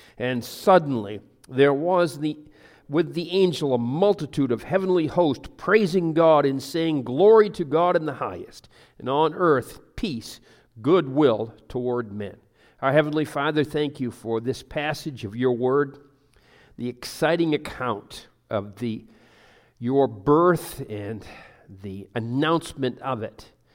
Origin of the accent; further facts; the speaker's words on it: Pleasant Hill, United States; I'm from Pleasant Hill